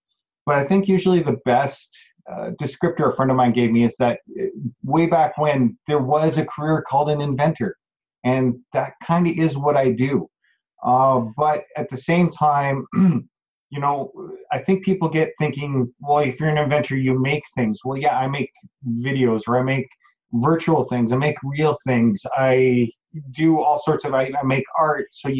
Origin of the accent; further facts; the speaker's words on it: Calgary, Alberta, Canada; also born or lived in High River; this is the first movie that I've done in my hometown.